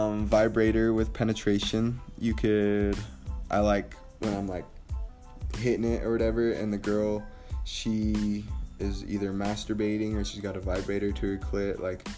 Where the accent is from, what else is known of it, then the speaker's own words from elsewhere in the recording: Mexico; born there; So I was born in Mexico. My mother passed away when I was 3 months old. My dad went to jail. I moved from family members to family members.